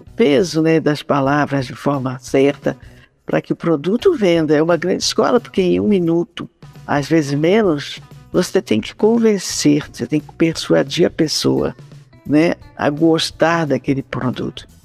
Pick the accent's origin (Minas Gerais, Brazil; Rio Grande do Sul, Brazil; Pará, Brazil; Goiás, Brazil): Pará, Brazil; moved away; also born or lived in São Paulo / Rio de Janeiro; da minha terra, que é o Pará